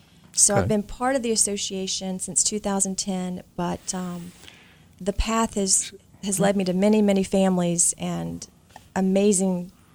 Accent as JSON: {"language": "English", "town": "Charlotte", "region": "North Carolina", "country": "United States", "said": "I'm from Charlotte, North Carolina, and through different events, made our way to Philadelphia."}